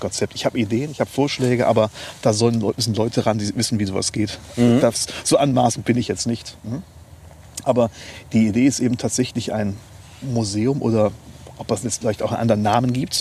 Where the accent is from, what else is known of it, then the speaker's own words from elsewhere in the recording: Neuwied, Rhineland-Palatinate, Germany; also born or lived in Mainz / Bonn / Glasgow; now in Leutesdorf, Germany; ich bin, wie gesagt, hier in Neuwied geboren, ähm, habe ähm, auch die Schule hier besucht